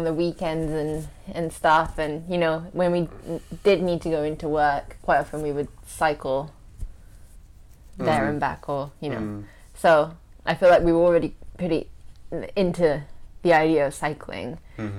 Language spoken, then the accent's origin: English; Kyushu, Japan; And then we said we could travel in Kyushu because I'm from Kyushu, and we needed to get to Kyushu.